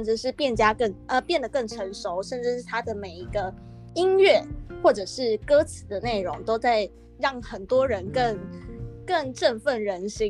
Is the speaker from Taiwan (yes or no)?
yes; Kaohsiung, Taiwan; 他们也是高雄人，我也是高雄人，